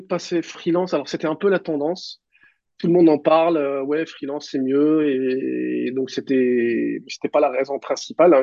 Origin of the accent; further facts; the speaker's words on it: Mascara, Mascara Province, Algeria; moved away as an adult; now in Paris region, France; j'ai grandi à, à, à Mascara, en Algérie, dans, c'est dans l'ouest de, de, de l'Algérie